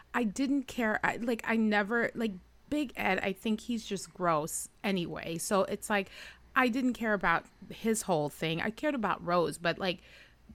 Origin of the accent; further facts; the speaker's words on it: Trinidad & Tobago; I'm from Trinidad, and Trinidadian people are fun, okay? We're fun